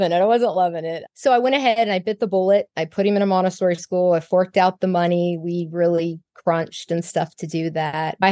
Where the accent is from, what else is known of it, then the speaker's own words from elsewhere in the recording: Texas, United States; I'm from Texas. I was born and raised here